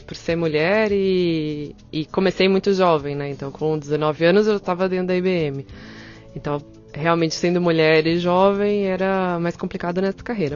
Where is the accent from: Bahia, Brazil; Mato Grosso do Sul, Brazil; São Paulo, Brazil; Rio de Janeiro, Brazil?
São Paulo, Brazil; eu tenho 37 anos, e eu sou de São Paulo